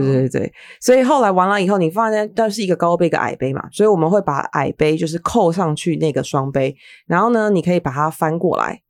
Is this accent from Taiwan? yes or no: yes; Taiwan; 我们台湾人